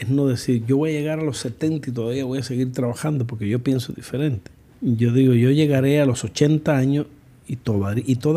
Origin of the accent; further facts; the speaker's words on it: United States; yo soy una gringa